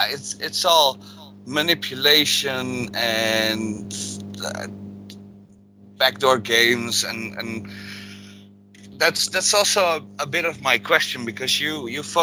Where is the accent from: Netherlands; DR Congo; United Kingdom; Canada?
Netherlands; I'm from Holland